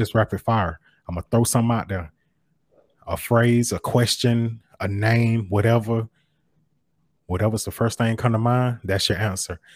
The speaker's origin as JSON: {"language": "English", "town": "Macon", "region": "Georgia", "country": "United States", "tie": "born or raised there", "said": "growing up in Macon, Georgia"}